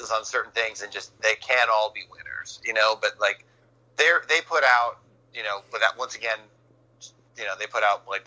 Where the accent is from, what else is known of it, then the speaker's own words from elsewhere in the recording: New Jersey, United States; growing up in North Jersey